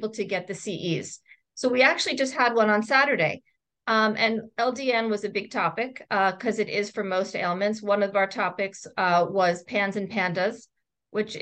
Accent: Philadelphia, Pennsylvania, United States; moved away as an adult; also born or lived in Boston, Massachusetts; now in Portland, United States; Temple University in Philadelphia, which is my hometown

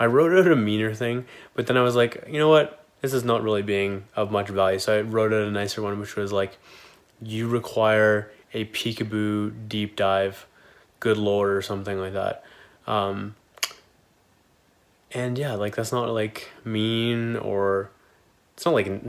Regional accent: Kitchener, Ontario, Canada; Kitchener, which is my hometown

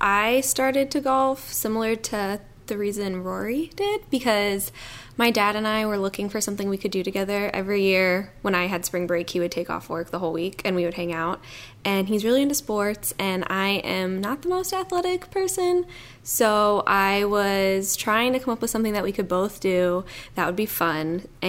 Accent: Cleveland, Ohio, United States; I mean, growing up around Cleveland, I heard it all the time. I mean, it's about Cleveland.

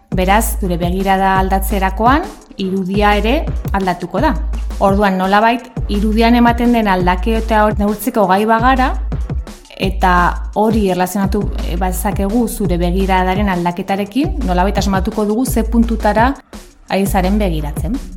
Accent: Pamplona, Navarre, Spain; hemen Iruña jaio nintzen

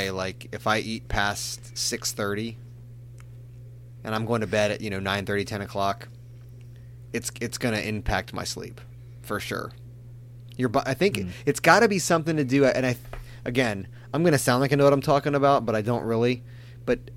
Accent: Hawaii, United States; I always thought being Hawaiian was cool

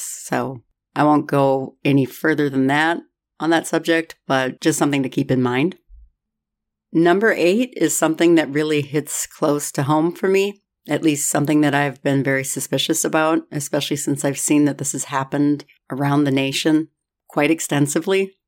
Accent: Minnesota, United States; I'm from Minnesota

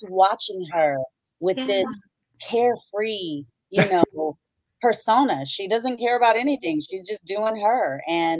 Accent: Gary, Indiana, United States; I'm growing up in Gary, Indiana. I was raised in the projects.

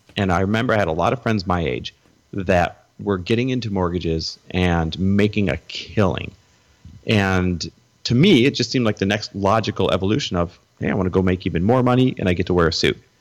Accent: Wisconsin, United States; moved away as an adult; also born or lived in Door County, Wisconsin / Green Bay, Wisconsin / Milwaukee, Wisconsin / Minneapolis, Minnesota; now in California, United States; I was born in Wisconsin. Um, I kind of grew up and down, or grew up up and down the eastern side of Wisconsin.

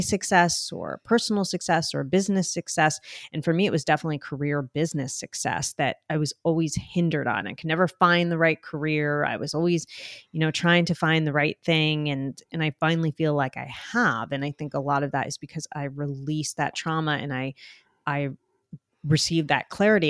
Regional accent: New Jersey, United States; accent: Jersey; my Jersey accent.

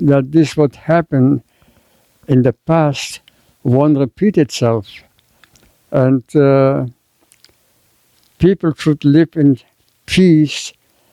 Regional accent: Germany; moved away; also born or lived in Ukraine; I was born in Germany

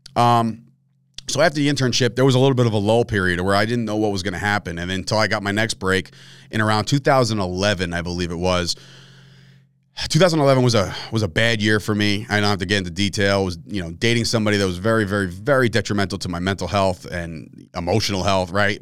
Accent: Fords, New Jersey, United States; any Fords people that are listening to this right now, which they're, they're out there, like my hometown people, if you're out there and you listen to this and you went to Fords Middle

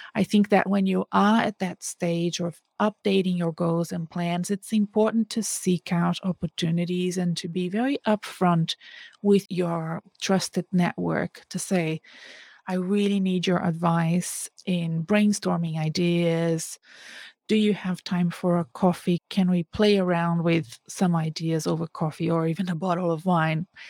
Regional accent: Brazil; moved away; my home country, in Brazil

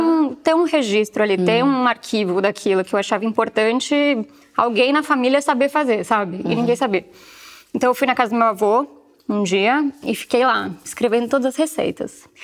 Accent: São Paulo, Brazil; moved away as an adult; now in Porto, Portugal; eu sou de São Paulo

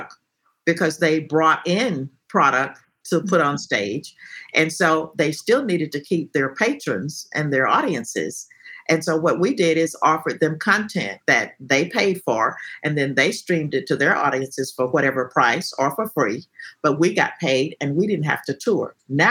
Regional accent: Texas, United States; being a Texan

